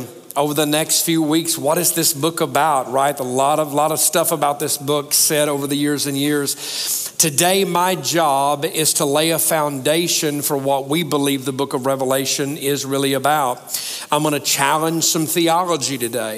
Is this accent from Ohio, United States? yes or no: no; Alabama, United States; now in Tennessee, United States; I live in Tennessee now, but I grew up in Alabama